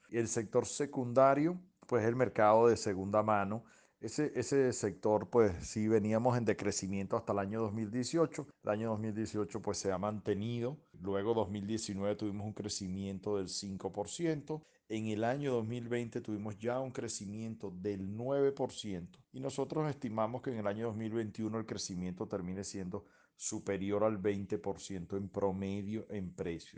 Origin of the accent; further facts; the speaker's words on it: Venezuela; somos venezolanos